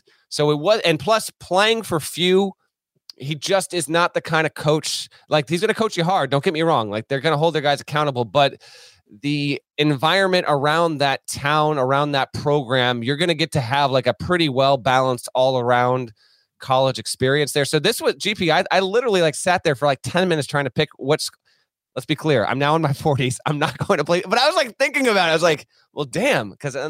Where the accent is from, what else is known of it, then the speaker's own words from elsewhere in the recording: Vermont, United States; I grew up in Vermont.